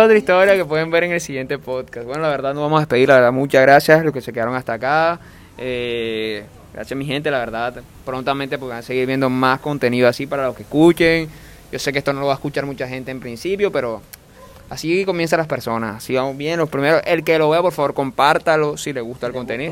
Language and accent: Spanish; Costeño, Caribbean coast, Colombia; como propio costeño